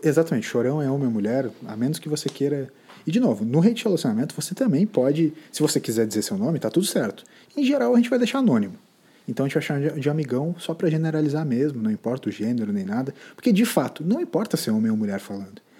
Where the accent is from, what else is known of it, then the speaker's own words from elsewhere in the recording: Brazil; A gente é brasileiro